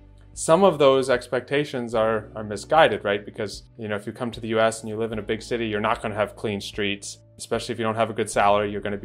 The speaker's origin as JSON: {"language": "English", "country": "United States", "moved": "yes", "lives_now": "Russia", "said": "I think being an American and Russian in Russia, you get a lot of interest from average Russians"}